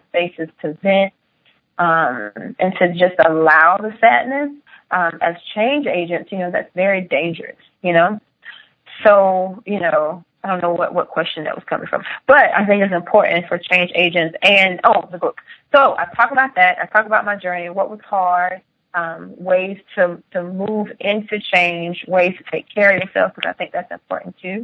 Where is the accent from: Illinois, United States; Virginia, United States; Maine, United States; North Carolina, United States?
North Carolina, United States; Rich Square; growing up in Rich Square, North Carolina